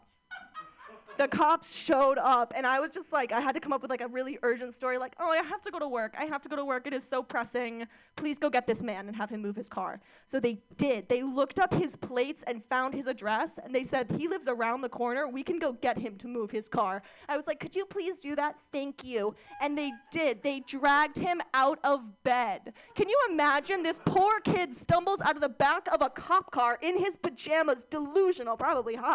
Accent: Mission Viejo, California, United States; I grew up in Orange County, California

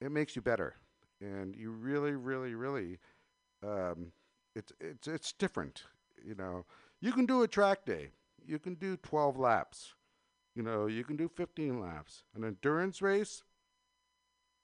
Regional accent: Danville, California, United States; I grew up in Danville

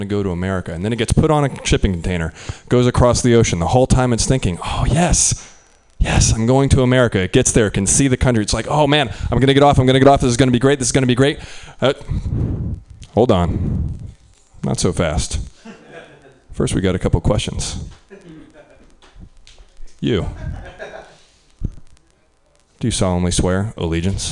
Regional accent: Midwest, United States; I'm from the Midwest

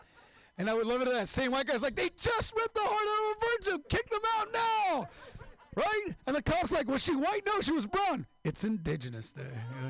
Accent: Mexicali, Baja California, Mexico; I'm from Mexico, Mexicali, the real California.

